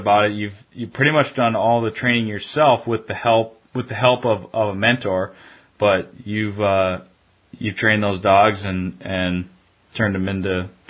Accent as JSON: {"language": "English", "town": "Duluth", "region": "Minnesota", "country": "United States", "tie": "born or raised there", "said": "I grew up in Duluth"}